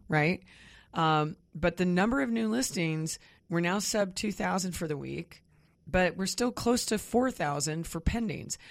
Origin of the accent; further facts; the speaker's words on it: Kansas near Wichita, United States; moved away; I grew up mostly in Kansas near Wichita